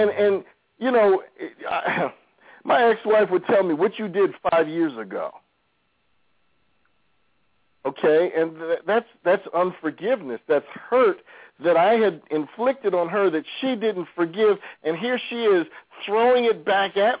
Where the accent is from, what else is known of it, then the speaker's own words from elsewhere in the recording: New York, United States; I grew up in New York.